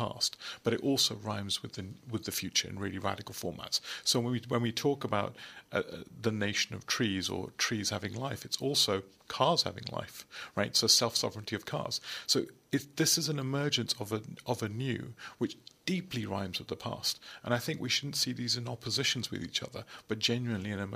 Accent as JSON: {"language": "English", "country": "United Kingdom", "said": "I'm obviously British"}